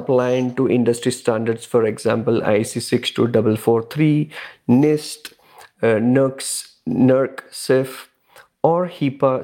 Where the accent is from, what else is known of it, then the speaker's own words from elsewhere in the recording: India; also born or lived in Dubai, United Arab Emirates; now in Canada; Originally, I'm from India, and I have three kids